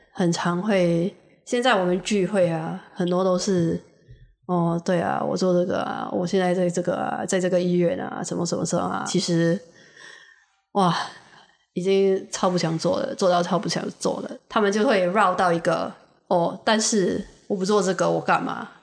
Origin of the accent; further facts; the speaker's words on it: Singapore; 我就觉得身为一个新加坡人，新加坡人，我可以告诉你，我们是非常实际的一个一群人